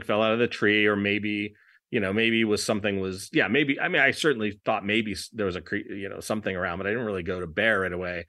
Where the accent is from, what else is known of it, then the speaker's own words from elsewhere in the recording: Los Angeles, California, United States; I'm from Los Angeles